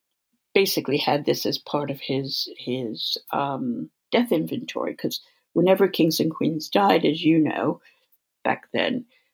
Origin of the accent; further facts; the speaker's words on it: California, United States; because I grew up in California, I have a smattering of Spanish. I took Portuguese at university. I have a smattering of German. I'm fluent in French.